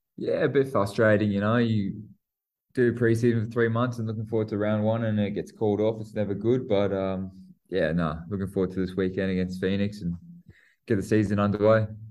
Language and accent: English; New Zealand; I'm a Kiwi and I play for the Aussies